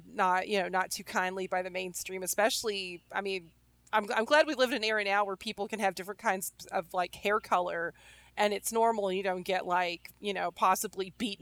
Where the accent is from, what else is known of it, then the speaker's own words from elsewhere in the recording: the Bible Belt, United States; I grew up in the Bible Belt